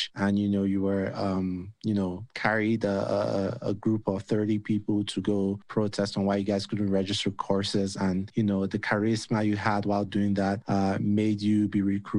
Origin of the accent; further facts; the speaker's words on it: Nigeria; now in United States; back home in Nigeria